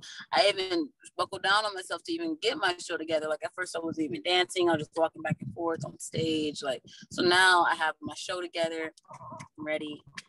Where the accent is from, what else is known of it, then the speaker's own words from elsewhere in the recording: Atlanta, Georgia, United States; I'm from Atlanta, Georgetown, yeah.